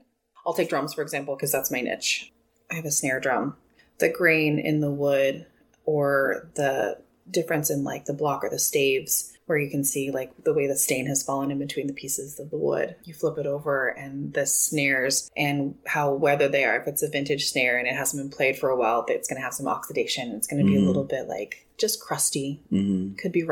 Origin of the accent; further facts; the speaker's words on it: Citrus Heights, California, United States; I was born in Citrus Heights. And I went to school there, and I didn't move out of the region until I was 22